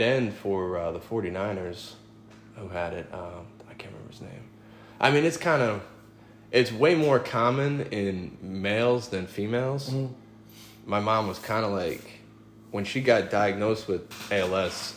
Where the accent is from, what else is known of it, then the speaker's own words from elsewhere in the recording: New York, United States; I grew up in New York